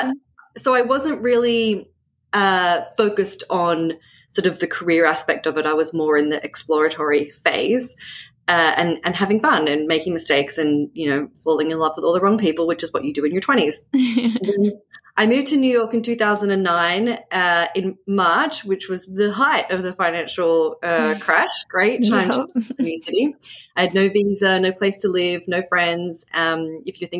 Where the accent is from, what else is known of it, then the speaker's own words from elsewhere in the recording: Australia; now in Brooklyn, United States; I'm a novelist, I'm Australian